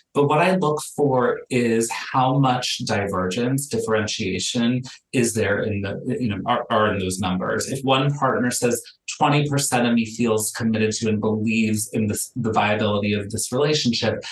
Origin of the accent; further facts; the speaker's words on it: Miami, Florida, United States; moved away as an adult; now in Los Angeles, United States; I'm born and raised in Miami. I've lived in Los Angeles for the last decade.